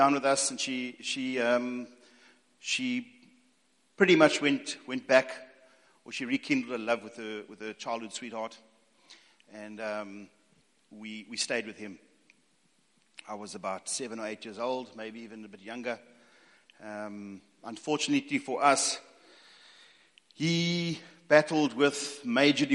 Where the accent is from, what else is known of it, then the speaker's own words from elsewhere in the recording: East London, Eastern Cape, South Africa; also born or lived in Northern Natal; born and bred in East London, and parents moved up to Northern Natal